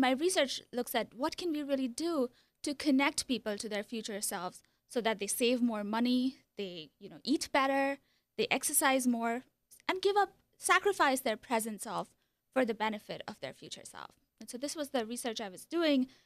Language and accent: English; India; moved away as an adult; also born or lived in Iowa; So I was born in India. I lived there for twenty-two years. Came to Iowa for a master's program in psychology.